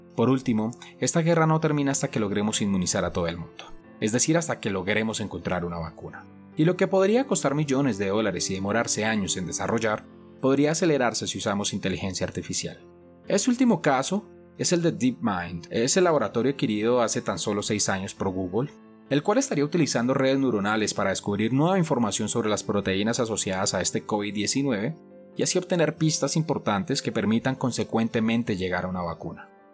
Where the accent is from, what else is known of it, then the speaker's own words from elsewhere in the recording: Colombia; en mi país, Colombia